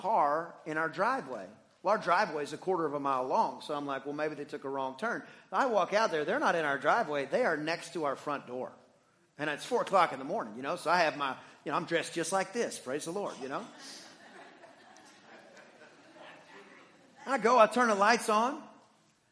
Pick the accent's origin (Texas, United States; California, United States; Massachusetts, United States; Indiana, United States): Texas, United States; Deep East; I am from Deep East Texas, where there are more pine trees than people